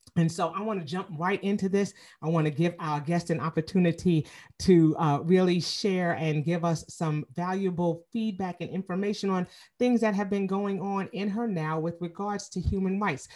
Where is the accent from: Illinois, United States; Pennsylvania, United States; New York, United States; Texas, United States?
New York, United States; New York City; moved away as an adult; now in Atlanta, United States; I'm originally from Queens, New York, and so you know I've been in Atlanta for 25 years